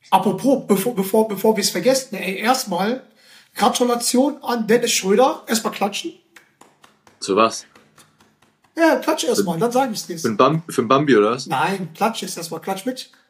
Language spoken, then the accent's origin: German; Germany; born there; Ich bin zwar in Deutschland geboren, aber wurde danach eingebürgert.